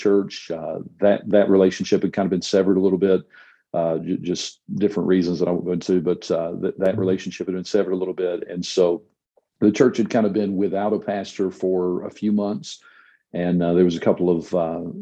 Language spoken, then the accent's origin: English; North Carolina, United States; moved away as an adult; also born or lived in Arkansas; now in Clovis, United States; I'm originally from North Carolina